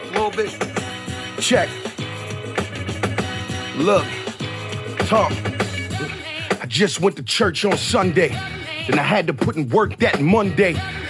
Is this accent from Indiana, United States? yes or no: no; Harlem, New York, United States; Talk to me, Flex. I'm from Harlem, man.